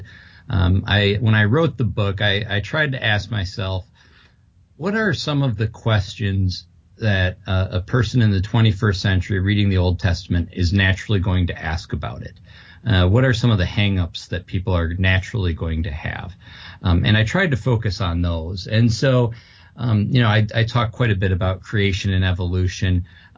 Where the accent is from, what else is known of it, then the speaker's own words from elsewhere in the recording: Madison, Wisconsin, United States; born there; That's correct, yes. I was born in Madison.